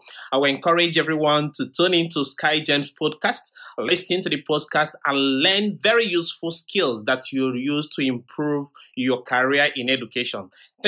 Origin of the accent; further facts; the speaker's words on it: Nigeria; moved away as an adult; also born or lived in Nsukka, Nigeria; now in Shanghai, China; I'm a Nigerian and a lecturer at the University of Nigeria, Suka. Currently, I'm based in Shanghai, where I'm carrying out some research.